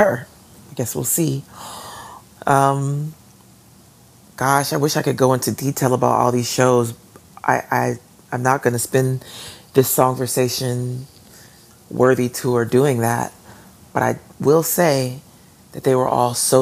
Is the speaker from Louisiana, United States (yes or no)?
no; Atlanta, Georgia, United States; moved away; my hometown